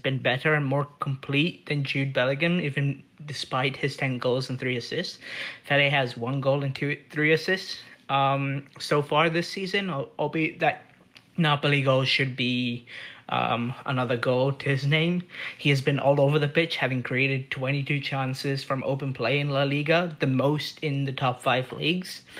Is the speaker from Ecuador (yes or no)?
no; India; now in Toronto, Canada; I'm from India and I'm sending this in from Toronto.